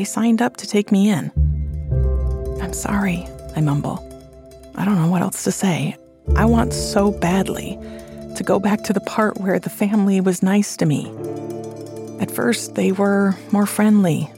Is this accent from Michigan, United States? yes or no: yes; Flint, Michigan, United States; also born or lived in Salerno, Italy; I'm proud that I'm from Flint